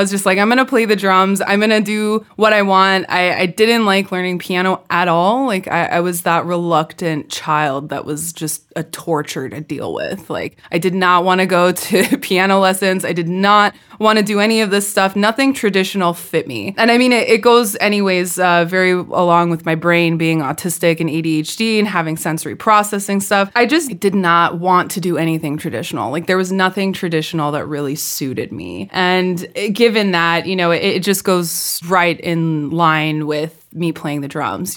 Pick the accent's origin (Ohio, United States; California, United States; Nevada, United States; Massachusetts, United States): California, United States; accent: California; moved away; my California accent was so thick at that point